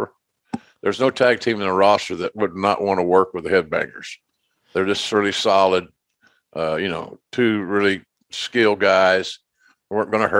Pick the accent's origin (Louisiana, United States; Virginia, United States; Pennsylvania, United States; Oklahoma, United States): Oklahoma, United States; my home state of Oklahoma